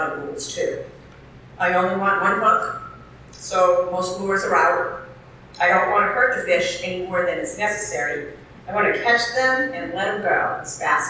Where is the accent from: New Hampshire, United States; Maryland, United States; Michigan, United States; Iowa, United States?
New Hampshire, United States; I've been fishing since I was a really young girl, growing up in New Hampshire